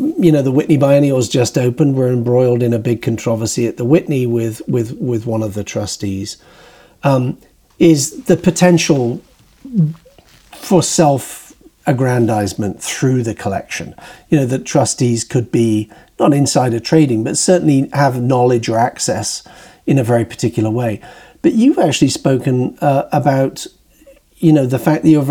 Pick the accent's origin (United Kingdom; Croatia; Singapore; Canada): United Kingdom; moved away as an adult; now in New York, United States; when I was growing up in Britain